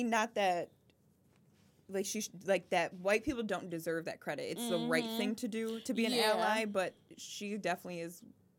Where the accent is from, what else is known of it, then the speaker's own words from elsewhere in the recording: Nigeria; And we are Nigerian, so there's that.